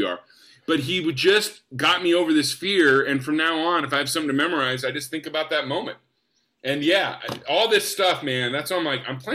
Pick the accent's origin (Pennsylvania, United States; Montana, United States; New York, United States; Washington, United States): Washington, United States; Spokane; moved away; I'm from Spokane